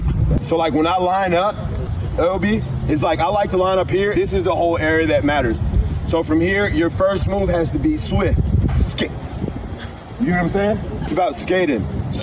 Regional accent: Baltimore, Maryland, United States; moved away; I'm originally from Baltimore.

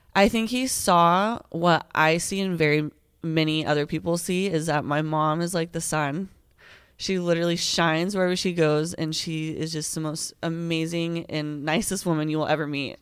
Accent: Colorado, United States; also born or lived in Greeley, Colorado / Oklahoma; I've lived in Colorado ever since then

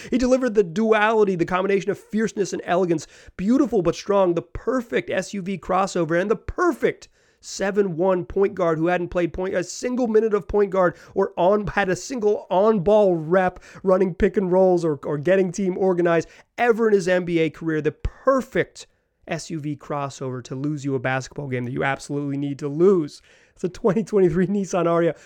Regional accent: Chapel Hill, North Carolina, United States; I am from Chapel Hill, North Carolina

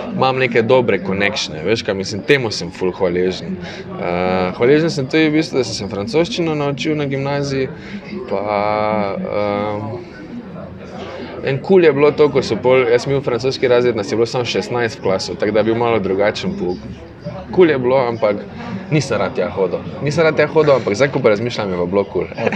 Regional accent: Maribor, Drava, Slovenia; moved away; sem vesel, da sem iz Maribora in da sem predvsem ponosen, da sem iz Maribora

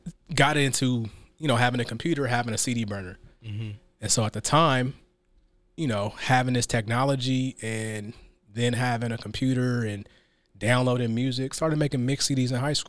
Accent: Seattle, Washington, United States; I mean, I'm from Seattle, so you know, went to, you know, elementary school, high school, college, all here in Seattle. So I'm very much a product of Seattle.

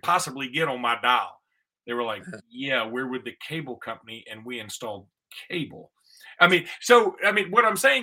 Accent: Alexander City, Alabama, United States; When I was young and I grew up in Ellic City on Lake Martin

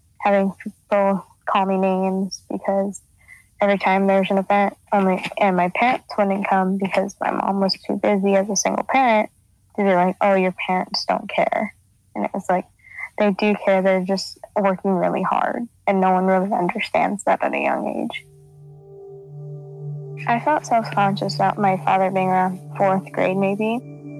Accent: Aliso Viejo, California, United States; I'm from Aliso Viejo, California

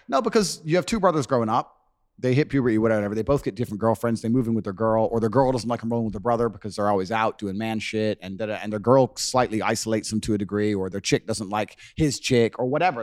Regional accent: Luton, East of England, United Kingdom; moved away; When I was growing up in Luton in England

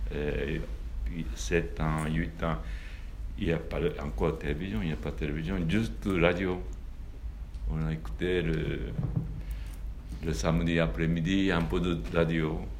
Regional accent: Japan; French is a second language; moved away as an adult

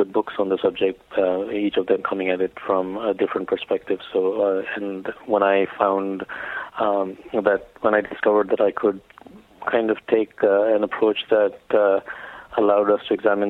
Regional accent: India; growing up in India

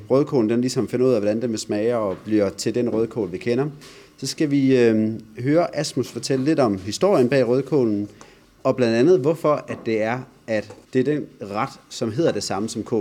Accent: Bornholm, Capital Region of Denmark, Denmark

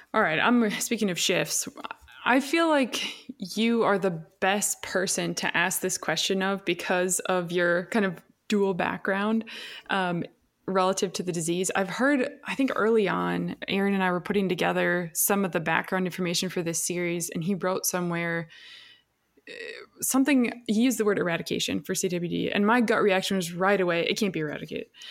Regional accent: Minnesota, United States; also born or lived in Wisconsin; I'm from Minnesota. I did my um, undergraduate education in Wisconsin, so both are home to me.

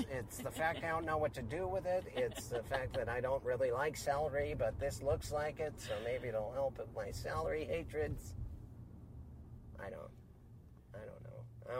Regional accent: Missoula, Montana, United States; moved away; Missoula, Montana, my hometown

